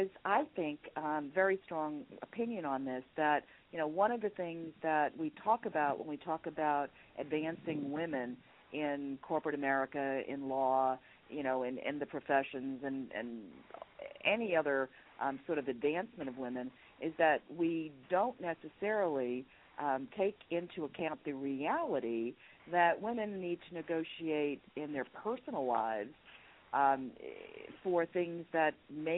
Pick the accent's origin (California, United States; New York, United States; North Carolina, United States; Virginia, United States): New York, United States; New York City; I am from New York City, New York, New York, although today I'm calling in from Chicago